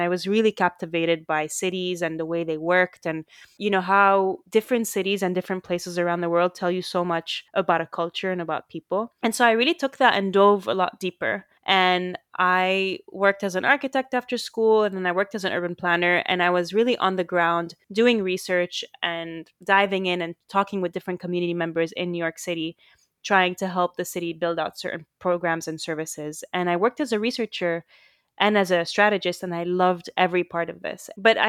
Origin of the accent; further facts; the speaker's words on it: Saudi Arabia; I mean, we grew up in the Middle East and in Saudi Arabia, and, because you have a similar trajectory to mine, we went to a French school